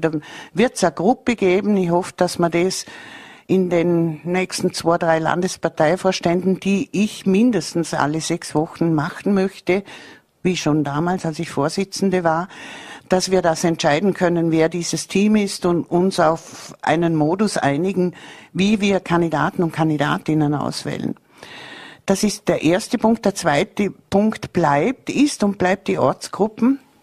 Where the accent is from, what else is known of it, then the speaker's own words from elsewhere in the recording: Bregenz, Vorarlberg, Austria; ich bin so stolz als gebürtige Prägenzerin